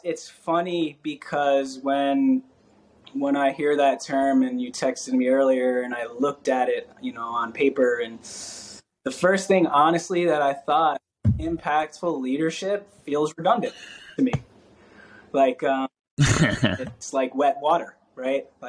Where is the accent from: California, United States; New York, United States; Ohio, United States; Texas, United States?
New York, United States; New York City; I grew up in New York